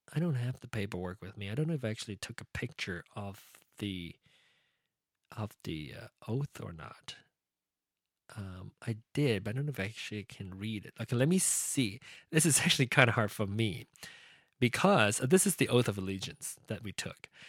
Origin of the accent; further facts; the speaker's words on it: Malaysia; now in United States; It was my root, it was my heritage, it was my culture, it was my uh, upbringing being uh, a Malaysian born Chinese and now American